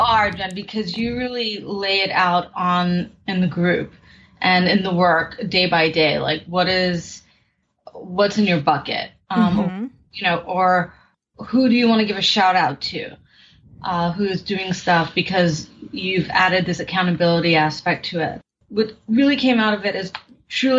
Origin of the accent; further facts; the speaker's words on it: New York City, New York, United States; I am from New York City, born and raised